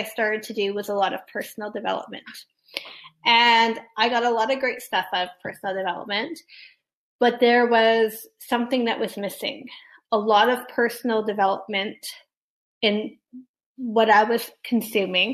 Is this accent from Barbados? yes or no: no; Canada; I'm Canadian